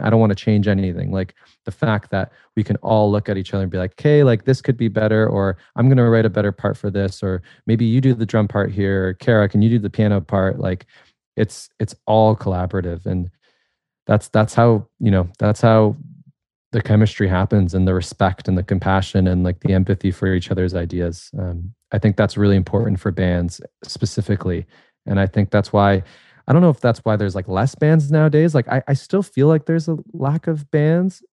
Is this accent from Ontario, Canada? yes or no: yes; a tiny suburb outside of Toronto, Ontario, Canada; this, like, tiny suburb, uh, outside of Toronto